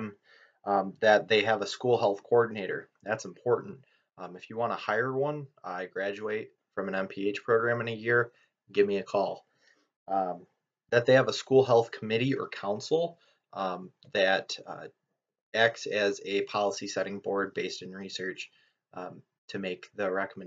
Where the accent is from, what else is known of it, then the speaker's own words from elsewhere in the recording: Lee Township, Michigan, United States; my hometown, Lee Township, Michigan, population 4,270